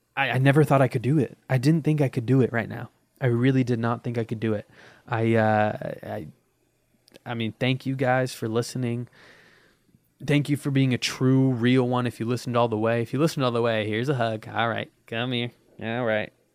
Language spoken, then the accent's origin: English; United States; I'm American